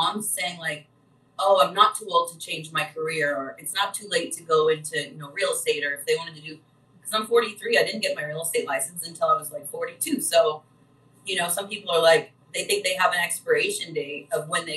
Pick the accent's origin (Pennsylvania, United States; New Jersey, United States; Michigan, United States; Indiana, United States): Indiana, United States; Vincennes; born or raised there; moved away as an adult; also born or lived in Terre Haute, Indiana